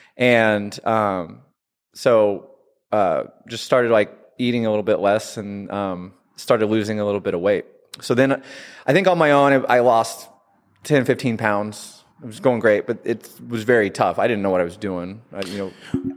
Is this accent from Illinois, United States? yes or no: yes; Southern Illinois, United States; moved away as an adult; also born or lived in Washington, D.C.; I grew up in Southern Illinois and moved out to D C in my twenties